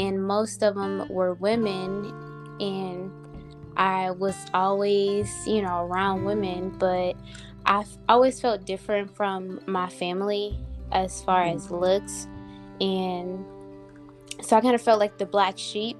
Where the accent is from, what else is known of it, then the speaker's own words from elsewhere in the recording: New Orleans, Louisiana, United States; moved away; also born or lived in Dallas; I am from New Orleans, Louisiana